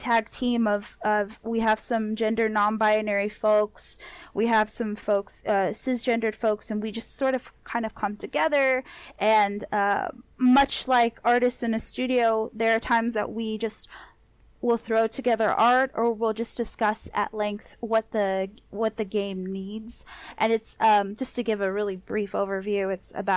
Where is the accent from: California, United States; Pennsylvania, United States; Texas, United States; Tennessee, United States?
California, United States; Los Angeles; I grew up in East